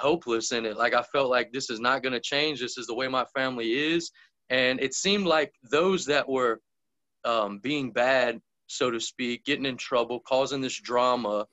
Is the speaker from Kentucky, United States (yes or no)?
no; Lake Pontchartrain, South Louisiana, United States; growing up in South Louisiana, all around Lake Pontchartrain area. So if somebody asks me where I'm from, I'll probably just tell them I'm from Lake Pontchartrain